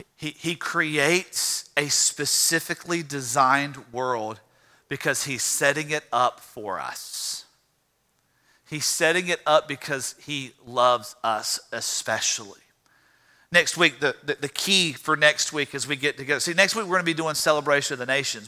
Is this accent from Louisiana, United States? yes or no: yes; Louisiana, United States; I'm from Louisiana